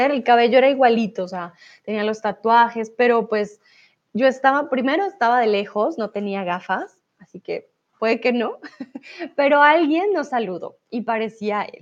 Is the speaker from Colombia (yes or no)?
yes; Colombia; para aquellos que no saben, soy de Colombia, entonces estuve allí para Navidad